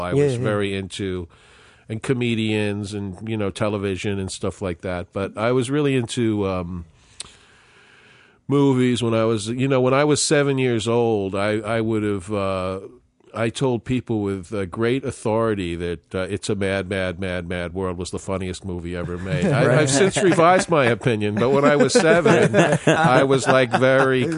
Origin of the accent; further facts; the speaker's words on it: New York City, New York, United States; moved away as an adult; also born or lived in Minneapolis; I grew up in New York City